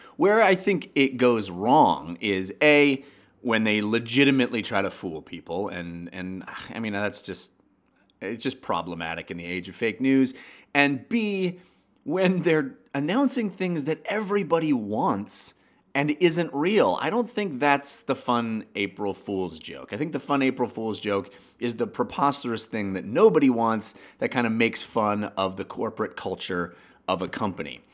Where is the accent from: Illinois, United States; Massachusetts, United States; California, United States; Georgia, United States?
California, United States; Bay Area; I grew up in the Bay Area